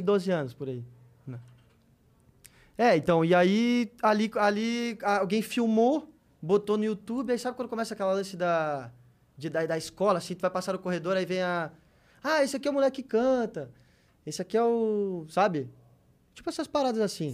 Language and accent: Portuguese; Novo Hamburgo, Rio Grande do Sul, Brazil; also born or lived in Porto Alegre; Eu sou do Rio Grande do Sul, né? Eu, eu, nasci em Porto Alegre e morei em Novo Hamburgo, uma cidade vizinha, assim. E aí cresci muito no meio da música